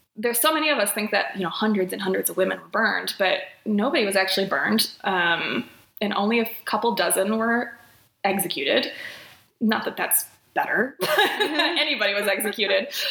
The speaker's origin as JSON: {"language": "English", "town": "South Bend", "region": "Indiana", "country": "United States", "also_born_or_lived": "Chicago, Illinois", "moved": "as an adult", "lives_now": "Twin Cities, Minnesota, United States", "said": "I'm originally from South Bend, Indiana, home of Notre Dame"}